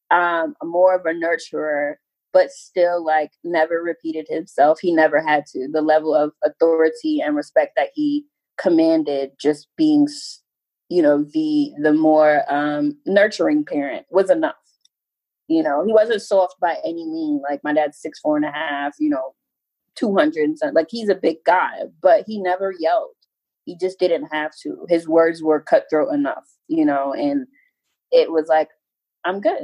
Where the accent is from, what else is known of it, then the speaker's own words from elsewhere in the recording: New York City, New York, United States; moved away; I was raised in Far Rockaway, Queens, New York